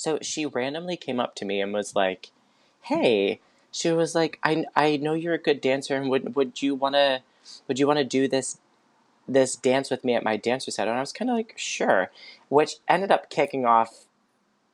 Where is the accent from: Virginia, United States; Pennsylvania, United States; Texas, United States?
Pennsylvania, United States; Pittsburgh; I grew up in Pittsburgh